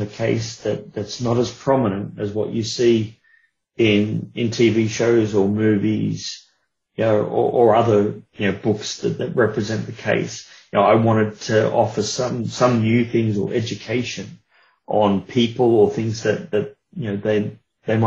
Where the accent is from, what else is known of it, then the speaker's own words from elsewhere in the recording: Australia; being of Australian origin